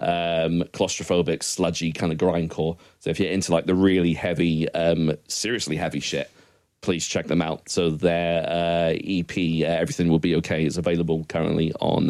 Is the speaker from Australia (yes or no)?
no; Scotland, United Kingdom; I'm Scottish